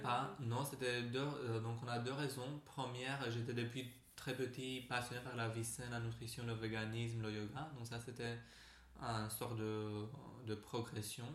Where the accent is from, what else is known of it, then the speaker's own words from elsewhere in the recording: Romania; French is a second language; moved away as an adult; now in Paris, France; je viens de la Roumanie à la base